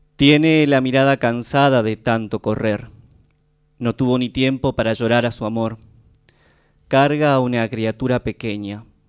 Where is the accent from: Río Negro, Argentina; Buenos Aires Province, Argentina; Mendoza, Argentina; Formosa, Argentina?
Formosa, Argentina; moved away; vengo de Formosa